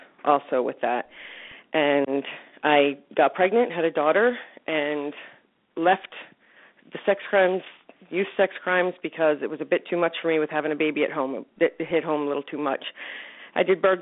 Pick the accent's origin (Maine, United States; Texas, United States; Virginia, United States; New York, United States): Virginia, United States; Northern; I grew up here in the Northern Virginia area and graduated from high school here